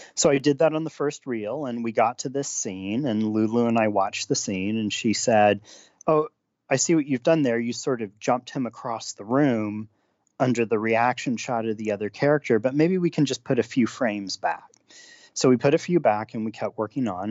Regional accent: United States; as an American

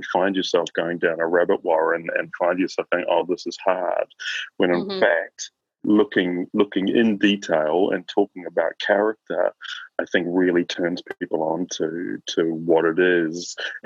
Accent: Christchurch, Canterbury, New Zealand; also born or lived in Auckland; I grew up in Christchurch in New Zealand

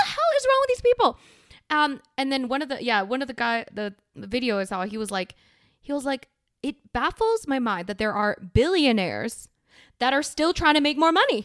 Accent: Canada; in Canada

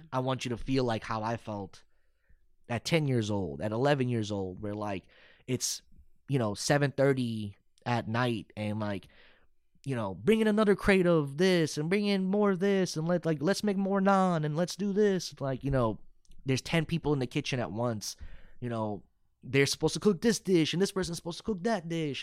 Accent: Irving, Texas, United States; also born or lived in Arlington, Texas / Euless, Texas / Dallas, Texas / Plano, Texas; I grew up in Irving, but then I also was in Arlington and then Euless

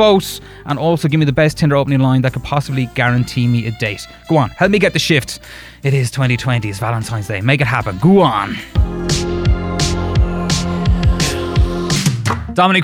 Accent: Wexford, Leinster, Ireland; I'm from Wexford.

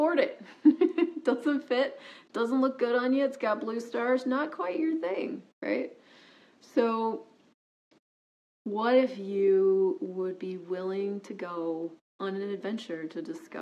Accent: United States; moved away as an adult; also born or lived in Toronto, Canada; I was an American. I am an American, actually, and I was new to Canada

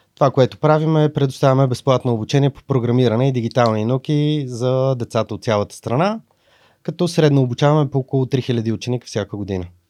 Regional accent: Sofia, Sofia City, Bulgaria; От София

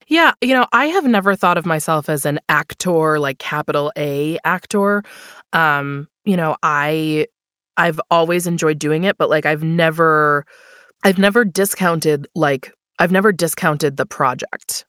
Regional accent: Buffalo, New York, United States; I moved back to my hometown of Buffalo, New York.

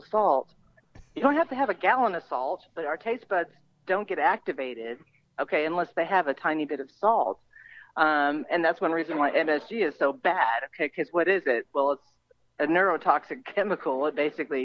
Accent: Texas, United States; we're from Texas

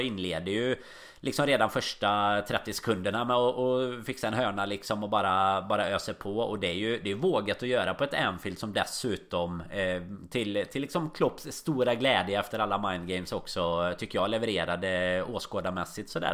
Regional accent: Sweden; now in Liverpool, United Kingdom

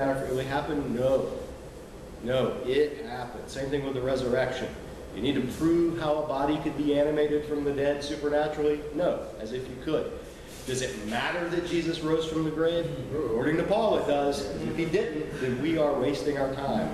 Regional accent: South Georgia, United States; moved away; I grew up in South Georgia

